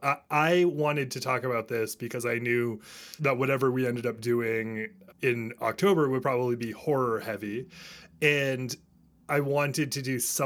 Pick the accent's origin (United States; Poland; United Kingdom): United States; rural Maine; Rural Maine.